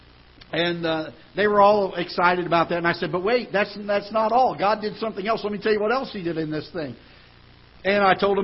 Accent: United States; as an American citizen

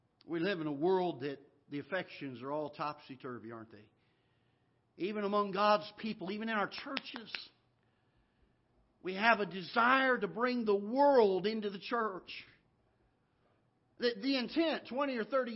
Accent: Florida, United States; now in Missouri, United States; I grew up down in Florida

